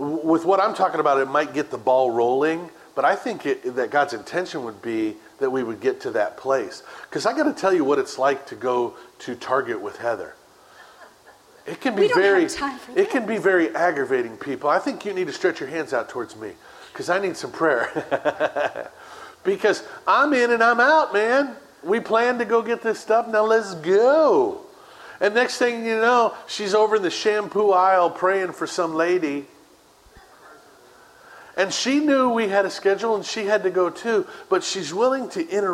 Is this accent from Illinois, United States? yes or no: yes; Chicago, Illinois, United States; I grew up in Chicago too